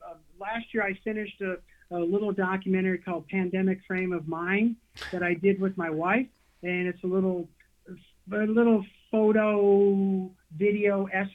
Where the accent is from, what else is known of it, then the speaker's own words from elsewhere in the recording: Cleveland, Ohio, United States; moved away; also born or lived in Philadelphia; growing up in Cleveland